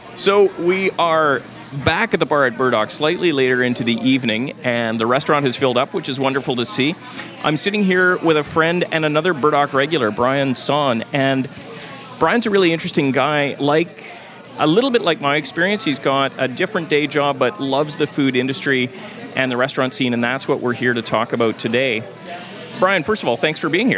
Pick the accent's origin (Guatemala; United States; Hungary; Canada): Canada; Thunder Bay, Ontario; now in Vancouver, Canada; I grew up in Thunder Bay.